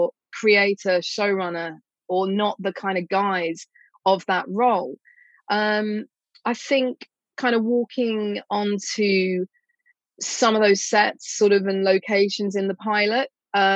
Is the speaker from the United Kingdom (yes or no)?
yes; England, United Kingdom; part of being English